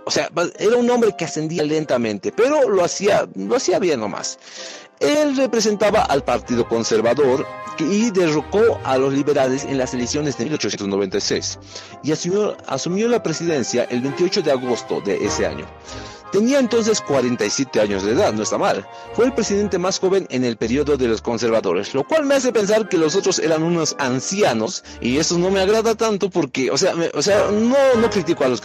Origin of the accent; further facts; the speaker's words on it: Bolivia; Al final, como digo, todos somos bolivianos.